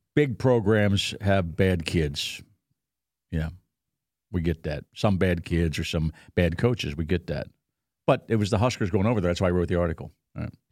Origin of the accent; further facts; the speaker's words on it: Pennsylvania, United States; moved away; twenty air miles from my hometown. It's, uh, East Pennsborough Township, so I know that area